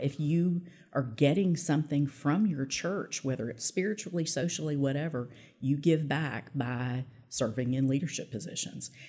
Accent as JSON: {"language": "English", "town": "Little Rock", "region": "Arkansas", "country": "United States", "tie": "born or raised there", "also_born_or_lived": "Pine Bluff, Arkansas", "said": "I did end up going to law school in my hometown of Little Rock."}